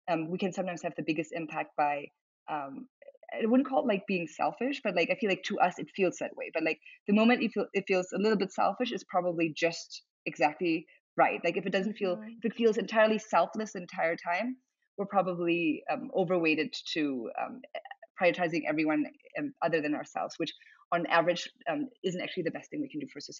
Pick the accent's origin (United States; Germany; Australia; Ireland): Germany; English is a second language; so being like half German, half Chinese, growing up in Germany, then moving around a lot